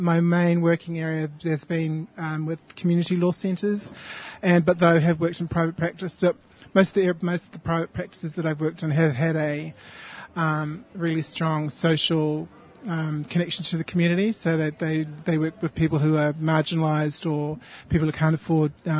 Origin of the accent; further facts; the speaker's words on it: New Zealand; now in Sydney, Australia; I was born in New Zealand and moved to Australia in the 90s